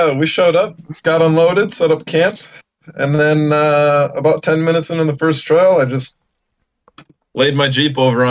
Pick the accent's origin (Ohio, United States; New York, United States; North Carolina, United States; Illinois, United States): Illinois, United States; I'm from Illinois.